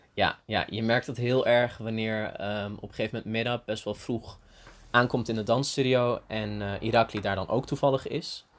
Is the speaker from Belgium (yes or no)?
no; Antalya, Turkey; now in Leiden, Netherlands; ik ben in Turkije geboren en opgegroeid